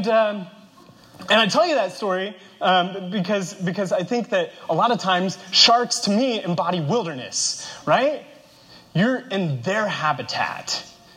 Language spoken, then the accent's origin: English; Kansas, United States; now in Arizona, United States; I grew up in Kansas, which is the epicenter of the continental United States.